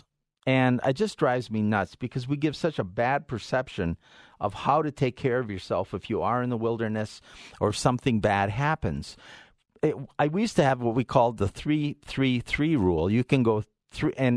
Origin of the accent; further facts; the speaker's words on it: Northwoods, Minnesota, United States; also born or lived in Canada; now in Colorado, United States; I grew up in the Northwoods, Minnesota and Canada